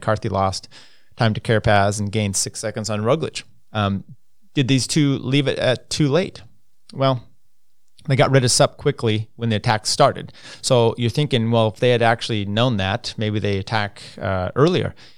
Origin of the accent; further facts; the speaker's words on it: United States; as an American